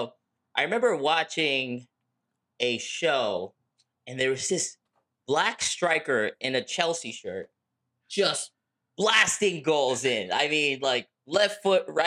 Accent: Lagos, Nigeria; I'm from Lagos, Nigeria

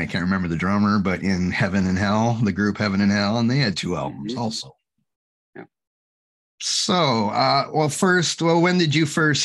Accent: Ontario, Canada; I'm from Ontario in Canada.

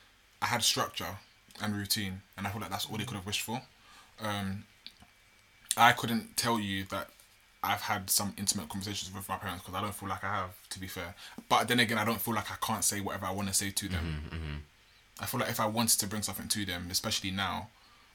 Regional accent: London, United Kingdom; I was born and raised in Bulldog Farm

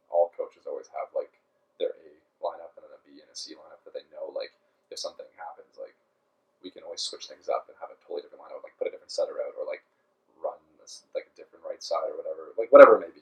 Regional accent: Toronto, Ontario, Canada; now in Calgary, Canada

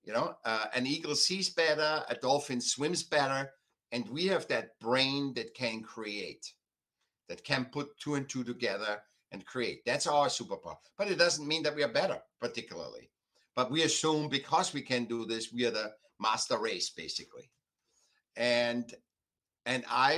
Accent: Vienna, Austria; now in United States; I was born in Vienna, you know, very classical art, a lot of classical art and stuff. Then I came to America

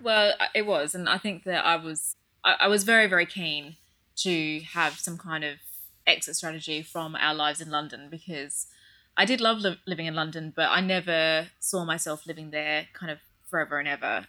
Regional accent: Australia; moved away as an adult; also born or lived in United Kingdom; I'm from Australia

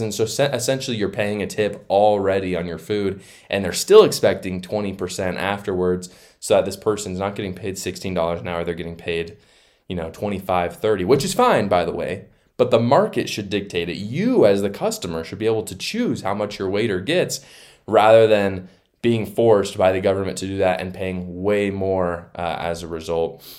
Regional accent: Utah, United States; in my home state of Utah

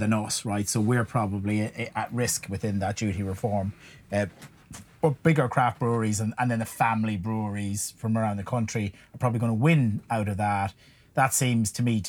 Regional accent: Ireland; accent: Irish; moved away

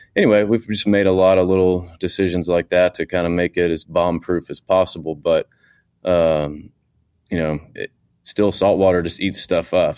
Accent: Houston, Texas, United States; I grew up in Houston, Texas

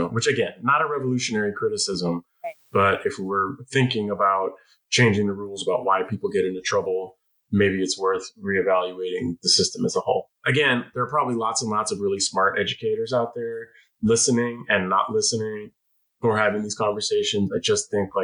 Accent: San Francisco, California, United States; the totally dysfunctional and violent public schools of San Francisco of my youth

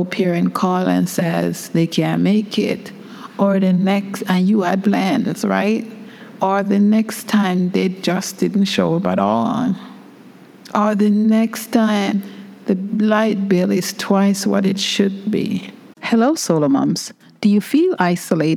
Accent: England, United Kingdom; moved away; also born or lived in Brooklyn, United States; I grew up in England

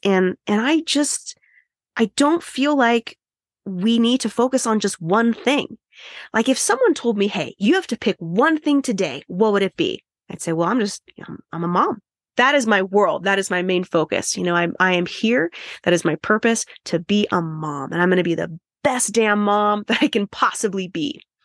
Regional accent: United States; I'm American

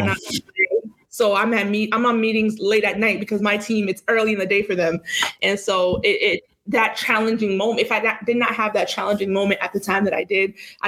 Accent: Boston, Massachusetts, United States; growing up in Boston, so I moved around Massachusetts, but growing up in Boston was hard

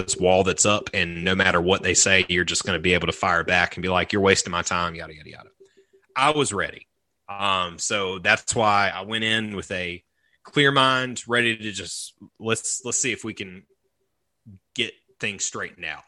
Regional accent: the South, United States; growing up in the South

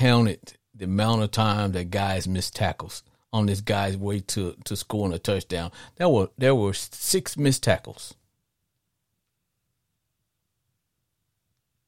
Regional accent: Arkansas, United States; I grew up in Arkansas

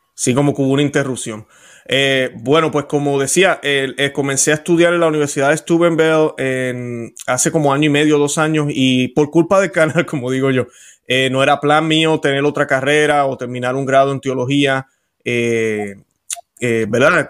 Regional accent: Puerto Rico; accent: Puerto Rican; now in Florida, United States; soy puertorriqueño, creo que ya eso todo el mundo se da cuenta por mi acento

